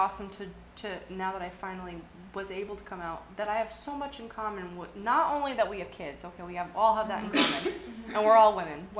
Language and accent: English; Massachusetts, United States; moved away; I'm from Massachusetts.